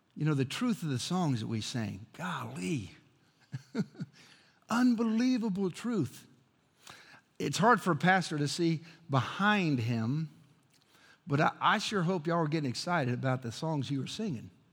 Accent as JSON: {"language": "English", "town": "Chicago", "region": "Illinois", "country": "United States", "tie": "born or raised there", "said": "I grew up in Chicago"}